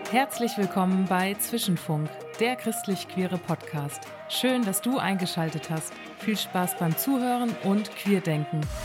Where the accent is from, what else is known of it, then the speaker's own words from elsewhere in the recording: Bielefeld, North Rhine-Westphalia, Germany; moved away as an adult; also born or lived in Ludwigsburg; now in Vienna, Austria; Ich komme ursprünglich aus Deutschland, aus Bielefeld, habe dann in Ludwigsburg studiert